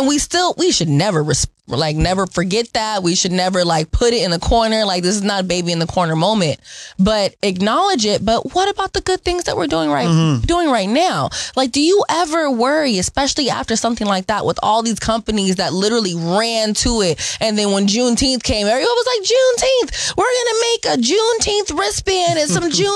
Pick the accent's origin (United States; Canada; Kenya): United States; Seattle, Washington; I grew up in the Central District on 19th and Chetty